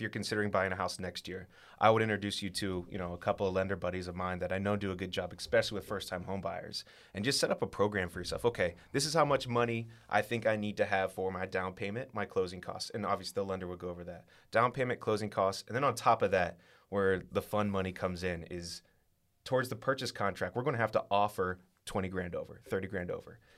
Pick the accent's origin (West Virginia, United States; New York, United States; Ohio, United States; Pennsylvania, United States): Ohio, United States; Westerville; I'm from Westerville. I, uh, I went to Westerville Central High School